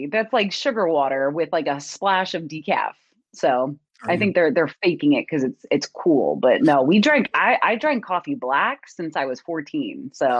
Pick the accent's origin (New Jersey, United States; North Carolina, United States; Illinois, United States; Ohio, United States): New Jersey, United States; Technically, I'm in an area that nobody believes exists called Central Jersey. People seem to think that there's like North and South, but there is a Central. I am due east of Philadelphia on the beach.